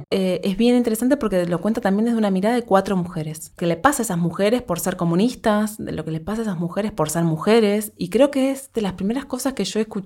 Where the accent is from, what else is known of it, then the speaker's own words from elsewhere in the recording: Montevideo, Uruguay; born there; tres chiquilinas del Uruguay, de Montevideo, que es el país donde yo nací